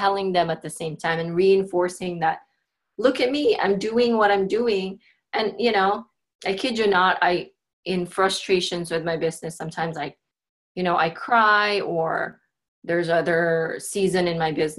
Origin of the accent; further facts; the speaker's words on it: Philippines; now in Portland, United States; I grew up in the Philippines.